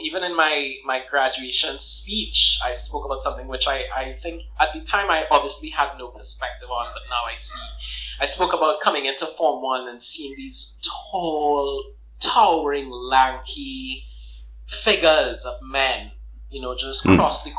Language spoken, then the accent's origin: English; Port of Spain, Trinidad & Tobago; I grew up actually uniquely in St. Clair